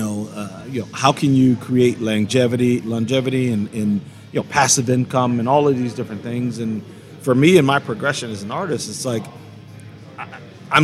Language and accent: English; Indiana, United States; I'm from Indiana